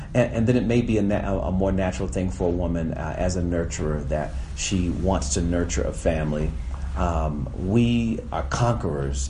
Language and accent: English; United States